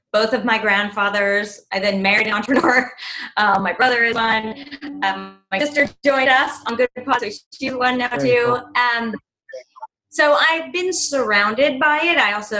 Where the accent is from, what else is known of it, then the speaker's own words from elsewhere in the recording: Los Angeles, California, United States; moved away as an adult; now in New York, United States; I grew up